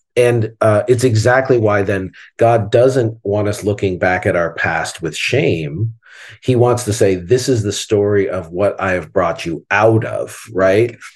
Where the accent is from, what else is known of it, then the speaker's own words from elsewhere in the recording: Southern Ontario, Canada; when I grew up in Canada in the '70s, when I was a kid in the '70s, um, especially in Ontario, Southern Ontario